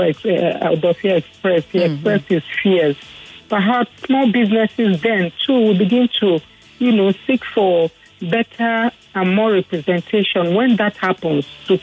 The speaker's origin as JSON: {"language": "English", "region": "Imo", "country": "Nigeria", "said": "I'm from Imo State"}